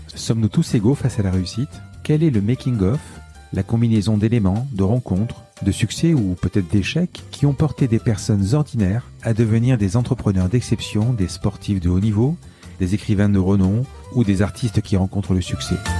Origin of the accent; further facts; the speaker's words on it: Marseille, Provence-Alpes-Côte d'Azur, France; je suis Marseillais